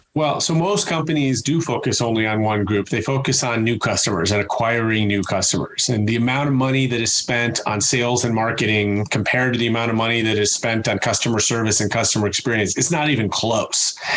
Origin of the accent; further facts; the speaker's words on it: Chicago, Illinois, United States; I'm from Chicago